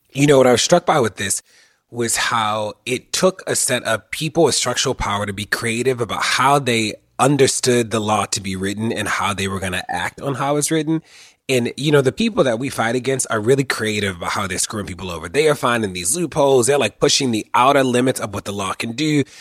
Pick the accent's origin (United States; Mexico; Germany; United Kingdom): United States; Baltimore, Maryland; somebody who was born and raised in Baltimore and somebody who lives in Baltimore